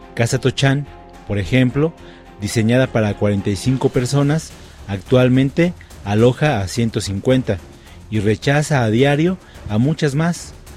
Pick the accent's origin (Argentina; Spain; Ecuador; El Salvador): El Salvador; now in Mexico City, Mexico; soy de Salvador